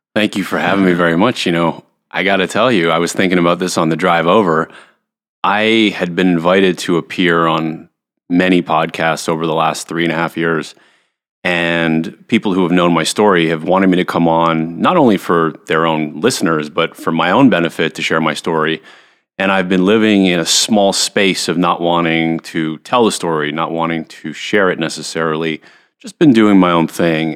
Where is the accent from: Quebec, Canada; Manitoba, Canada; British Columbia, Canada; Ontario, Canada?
Quebec, Canada; Montreal; I was a pretty normal kid growing up in Montreal